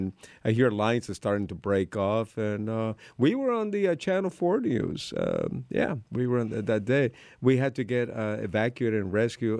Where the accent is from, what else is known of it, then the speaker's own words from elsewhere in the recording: Miami, Florida, United States; also born or lived in Cuba; Being a Cuban immigrant when I was growing up in Miami, no one took me seriously as a rocker playing guitar